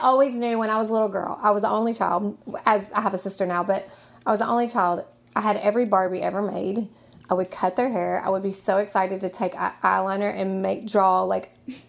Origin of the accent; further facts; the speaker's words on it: Nashville, Tennessee, United States; I'm from Nashville. Okay. I'm from here. I went to Overton High School